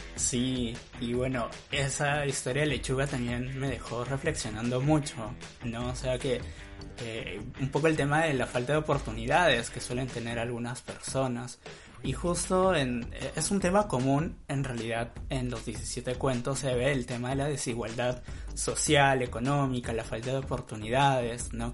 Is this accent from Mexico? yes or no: no; northern coast of Peru, Peru; nosotros que somos norteños, vivimos en la costa norte de Perú